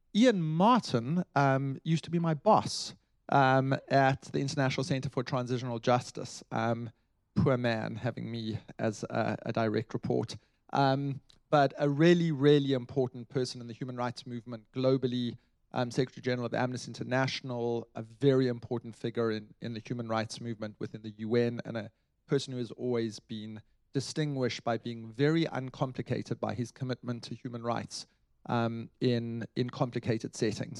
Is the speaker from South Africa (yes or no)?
yes; South Africa; I come as a South African, I come from a country which um, had a revolution